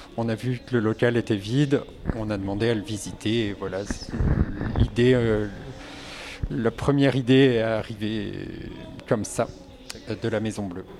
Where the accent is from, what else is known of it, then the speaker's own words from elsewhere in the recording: Morlaix, Brittany, France; Je suis au, euh, Morlaisien depuis toujours. J'ai grandi ici.